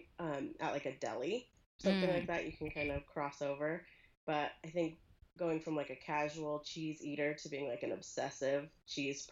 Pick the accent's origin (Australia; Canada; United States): United States; Pasadena, California; moved away as an adult; now in Idaho, United States; I'm from Pasadena originally